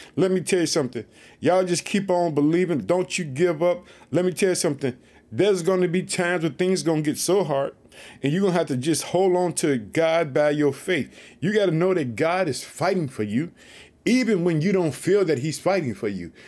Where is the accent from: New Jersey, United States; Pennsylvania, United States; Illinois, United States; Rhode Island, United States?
Illinois, United States; also born or lived in Chicago; the state of Illinois, which is my home state. I live in the city of Chicago